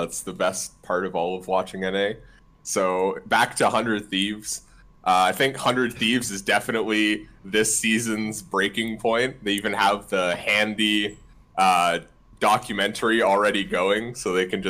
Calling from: Ottawa, Ontario, Canada; I'm calling from Ottawa, Canada.

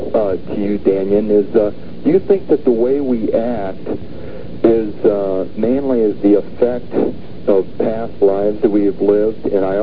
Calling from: Ohio, United States

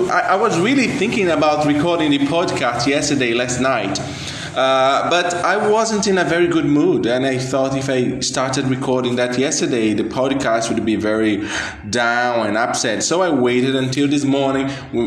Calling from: Brazil; I'm speaking from Brazil, as I said.

